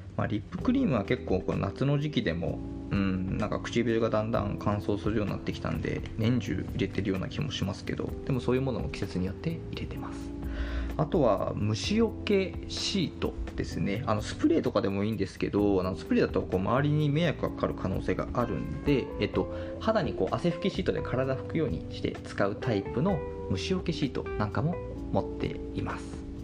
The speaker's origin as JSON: {"language": "Japanese", "region": "Hokkaido", "country": "Japan", "tie": "born or raised there", "moved": "as an adult", "lives_now": "Kanto, Japan", "said": "私もともと北海道出身で、えっと、最初の就職も北海道でしています。で、その後上京してきて今は関東で暮らしているんですけども"}